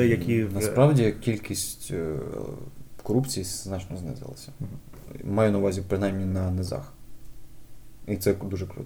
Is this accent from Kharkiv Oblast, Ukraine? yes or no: no; Kyiv, Ukraine; я е, виріс на Борщагівці, і в мене жуляни буквально